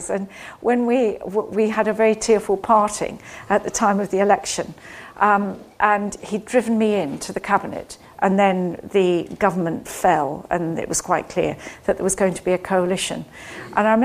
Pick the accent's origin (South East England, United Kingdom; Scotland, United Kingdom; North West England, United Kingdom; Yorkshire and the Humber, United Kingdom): Scotland, United Kingdom; now in London, United Kingdom; I grew up in Scotland